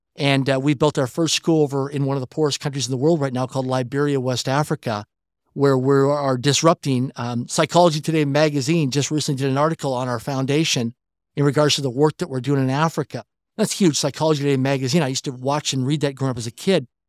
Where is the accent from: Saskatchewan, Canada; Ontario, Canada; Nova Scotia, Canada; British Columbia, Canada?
Saskatchewan, Canada; Swift Current; I grew up in Swift Current, Saskatchewan, Canada, a city of less than twenty thousand people in population